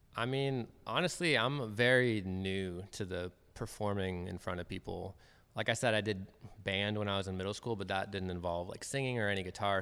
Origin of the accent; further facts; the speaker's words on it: Federal Way, Washington, United States; also born or lived in Bellingham, Washington; I was born in Federal Way, um, and I've lived. I lived there until I graduated high school